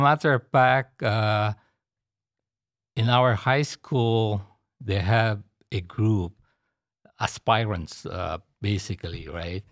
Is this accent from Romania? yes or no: no; Manila, Metro Manila, Philippines; now in Houston, United States; I was born and raised in Manila, Philippines.